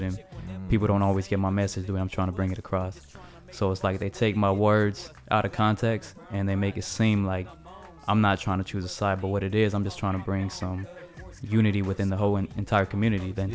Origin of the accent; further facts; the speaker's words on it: Los Angeles, California, United States; I grew up in San Pedro, but I got a lot of family from Wilmington